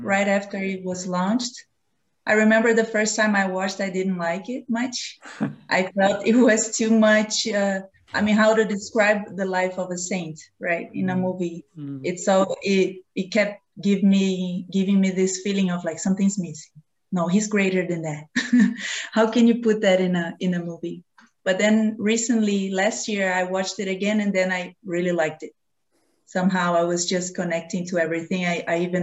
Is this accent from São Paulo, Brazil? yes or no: no; Rio de Janeiro, Brazil; now in Nova Friburgo, Brazil; I'm from Rio de Janeiro